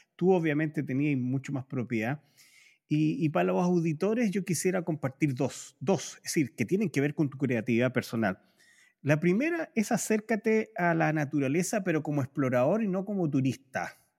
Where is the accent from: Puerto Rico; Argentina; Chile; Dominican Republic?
Chile; los chilenos